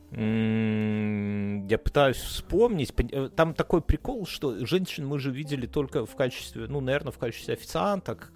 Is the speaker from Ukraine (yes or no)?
no; Belarus; Russian is a second language; мы как белорусы